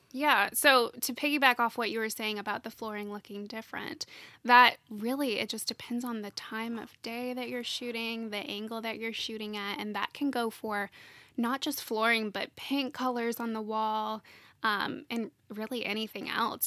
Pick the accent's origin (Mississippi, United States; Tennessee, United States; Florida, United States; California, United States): Tennessee, United States; Nashville; I'm, I'm from Nashville originally, and my husband and I live here together.